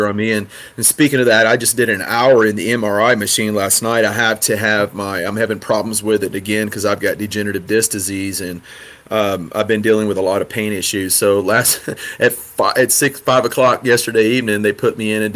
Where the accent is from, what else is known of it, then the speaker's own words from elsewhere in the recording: Rocky Branch, Louisiana, United States; moved away as an adult; also born or lived in Hawaii; country boys growing up in Rocky Branch, Louisiana